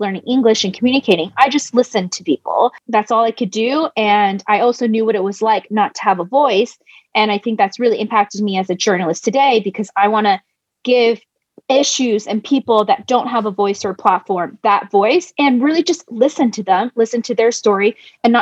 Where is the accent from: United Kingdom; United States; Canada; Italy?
United States; I'm Chinese American